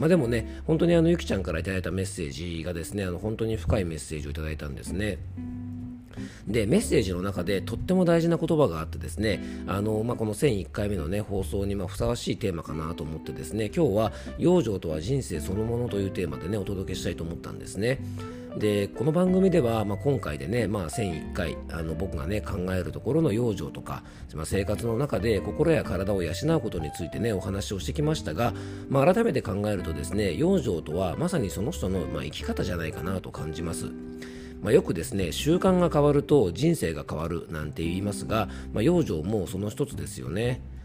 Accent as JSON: {"language": "Japanese", "region": "Yamanashi", "country": "Japan", "accent": "Koshu dialect", "said": "山梨県民なので、まあ、テヤンデイ江戸っ子デイではなくてですね、えーっと、まあ、山梨県の方言のね、公衆弁"}